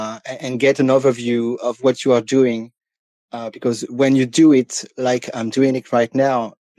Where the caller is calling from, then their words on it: France; English is a second language; I'm calling from France. First, I'd like to say to people that I'm not used to speak English, and I can read it and listen to it, but I almost never had the opportunity to speak it.